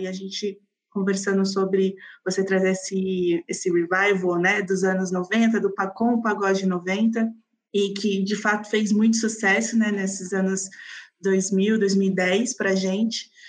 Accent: Santo André, São Paulo, Brazil; also born or lived in Vila Matilde, São Paulo / São Bernardo do Campo; eu sou da BC, eu nasci em São Bernardo e cresci uma outra parte minha no, em Santo André

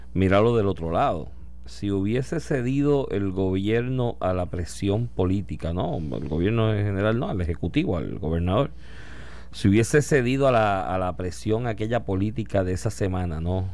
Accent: Puerto Rico; siendo nosotros colonia de Estados Estados Unidos. Si Estados Unidos tiene una crisis económica, ¿qué nos va a pasar a nosotros aquí?

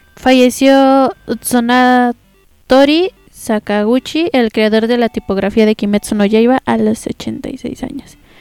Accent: Mexico; nosotros como mexicanos

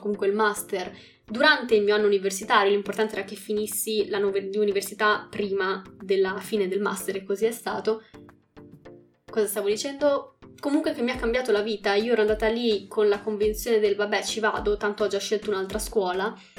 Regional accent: Bologna, Emilia-Romagna, Italy; also born or lived in Calabria (ancestry) / Tuscany; Sono nata a Bologna, ma sono mezzo sangue calabrese

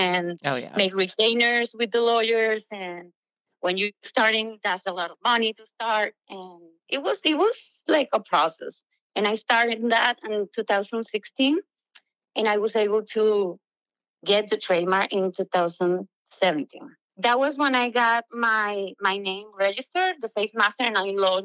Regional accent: Venezuela; moved away as an adult; I'm from Venezuela, a beautiful country that is having like a hard time right now. And millions of us had to leave for, you know, a better future. And I came here with nothing but dreams

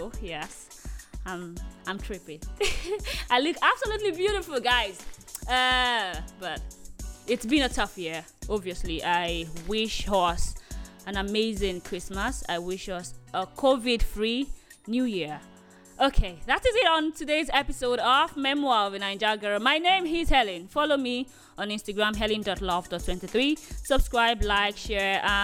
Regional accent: Nigeria; As a Nigerian

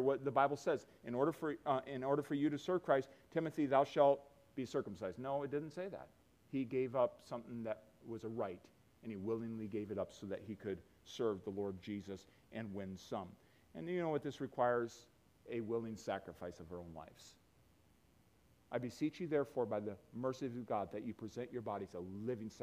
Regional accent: United States

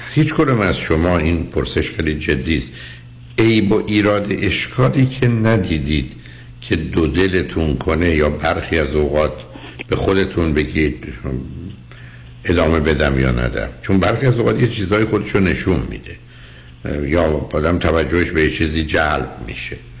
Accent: Shiraz, Fars, Iran; ما شیرازی ها میزنیم

